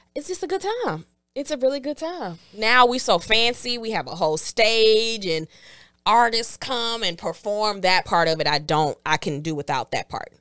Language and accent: English; Houston, Texas, United States; I am from Houston, but I went to Prairie View.